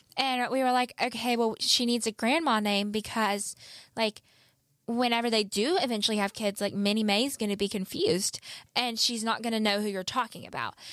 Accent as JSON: {"language": "English", "region": "the South", "country": "United States", "accent": "southern", "said": "I am from the South"}